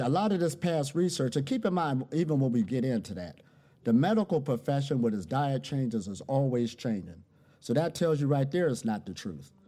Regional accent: Ohio, United States; I'm originally from Ohio, USA.

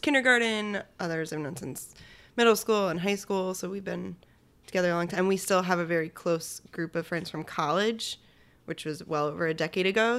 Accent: Shelton, Connecticut, United States; I grew up in Shelton, Connecticut, home of the wiffle ball

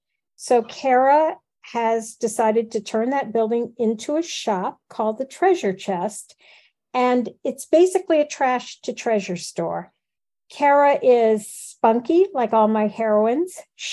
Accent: Midwest, United States; I grew up in the Midwest, where people are pretty much hardworking, nose to the grindstone.

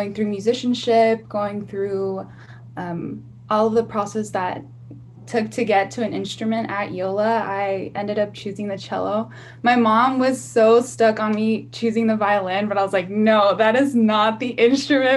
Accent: Los Angeles, California, United States; I born and raised in South Los Angeles

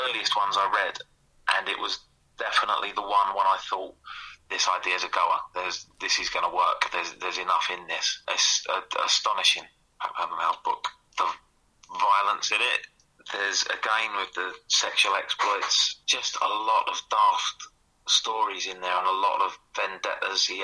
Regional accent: Essex, East of England, United Kingdom; I grew up in Essex

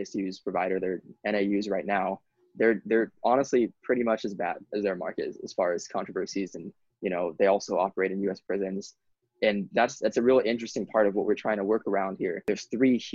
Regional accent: Honolulu, Hawaii, United States; I grew up in Honolulu

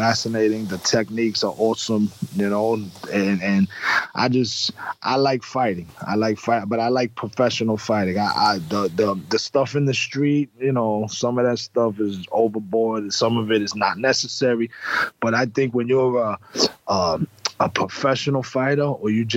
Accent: New York, United States

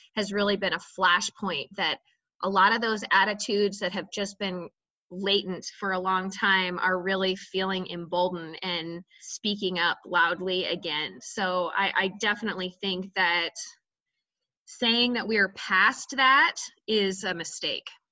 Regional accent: Idaho, United States; I was born and raised in Idaho. I grew up my, you know, most of my life in Idaho County, which is very rural, in a town of six hundred people

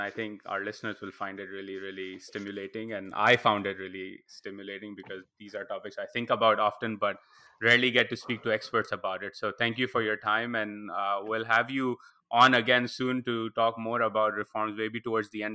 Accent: Karachi, Sindh, Pakistan; my times in growing up in Karachi

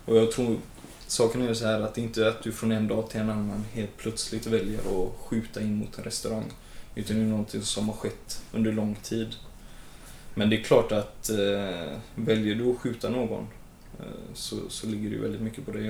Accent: Gothenburg, Västra Götaland, Sweden; jag är född och uppvuxen och bor i Hammarkullen som ligger i Angered

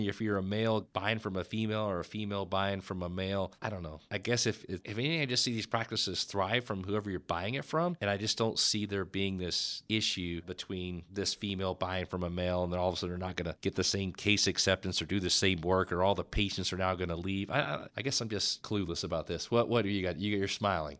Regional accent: Dallas, Texas, United States; growing up in the Oak Cliff

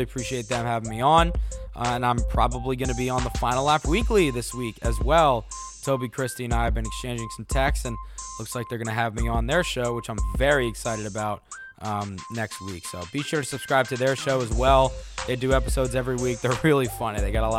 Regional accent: Washington metropolitan area, United States; growing up in the Metro DC area as a Jewish kid and in like a Jewish neighborhood, not that many short tracks around me.

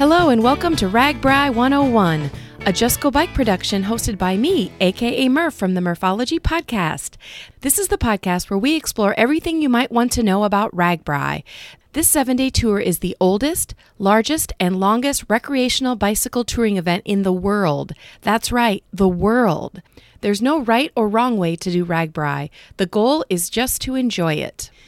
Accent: Cedar Rapids, Iowa area, United States; in my hometown.

